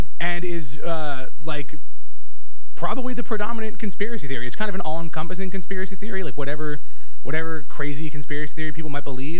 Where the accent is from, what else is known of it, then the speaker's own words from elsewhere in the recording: Medford Lakes, New Jersey, United States; that's where I grew up. It's Medford Lakes, New Jersey